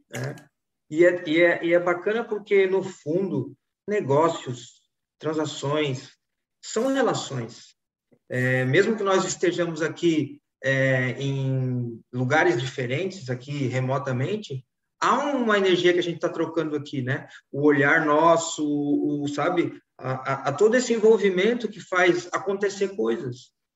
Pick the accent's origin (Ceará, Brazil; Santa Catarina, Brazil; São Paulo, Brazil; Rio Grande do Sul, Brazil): Santa Catarina, Brazil; Florianópolis; vivi em Florianópolis, estou vivendo em Florianópolis